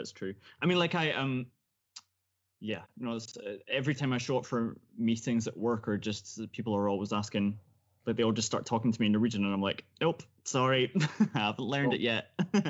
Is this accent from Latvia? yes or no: no; Scotland, United Kingdom; now in Norway; I'm Scottish, but I live in Norway for work.